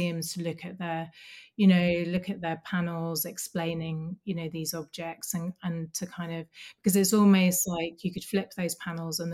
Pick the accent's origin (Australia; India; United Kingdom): United Kingdom; Birmingham, West Midlands; now in Dundee, United Kingdom; I grew up in Birmingham